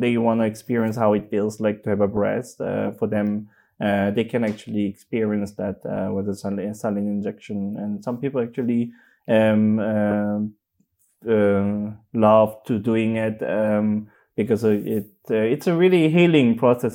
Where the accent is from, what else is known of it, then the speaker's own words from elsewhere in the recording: South Korea; English is a second language; moved away as an adult; now in Berlin, Germany; I grew up in Korea